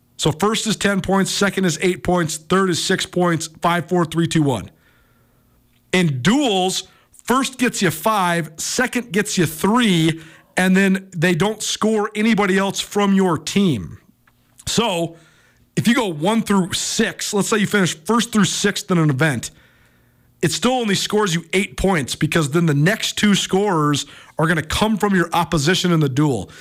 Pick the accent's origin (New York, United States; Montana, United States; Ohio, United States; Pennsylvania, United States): Montana, United States; Missoula; Missoula itself is just so cool, and I'm so, uh, proud to say it's my hometown